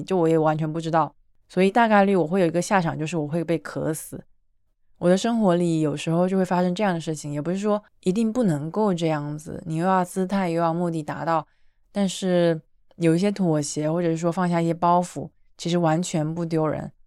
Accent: China; 作为一个几乎每次都把材料看了的中国人

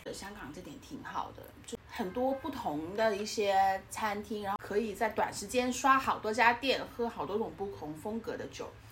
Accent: Guangdong, China; 作为一个广东人

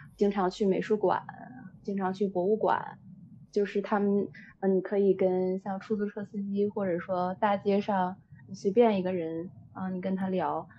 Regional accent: China; 咱们国家

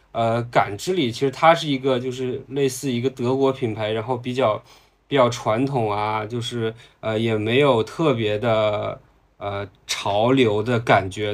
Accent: Heilongjiang, China; moved away; 我的老家在黑龙江啊

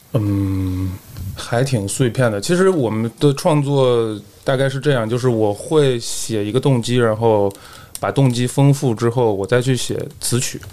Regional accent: Yanbian, Jilin, China; moved away as an adult; now in Wuhan, China; 我是自从，呃，上大学才开始离开那儿，啊，就是土生土长的延边人

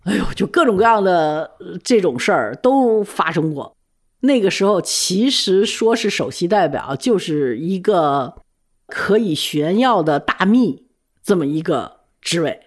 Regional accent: China; moved away; also born or lived in United States; 我呢，是因为从小物质条件是比较丰厚的，又去了美国之后，也受了美国人的那种教育。我觉得我英文不差，我什么都不差，但是我为什么回国来之后

